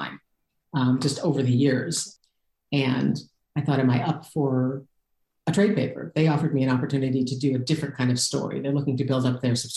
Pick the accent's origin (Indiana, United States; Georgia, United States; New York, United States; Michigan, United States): Michigan, United States; Detroit; moved away as an adult; now in California, United States; I grew up in Detroit. I went to school in the Detroit suburbs